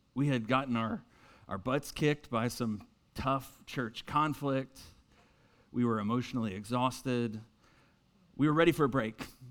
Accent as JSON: {"language": "English", "town": "Winston-Salem", "region": "North Carolina", "country": "United States", "also_born_or_lived": "Boston, Massachusetts", "moved": "as an adult", "lives_now": "Mooresville, United States", "said": "I'm originally from Winston-Salem"}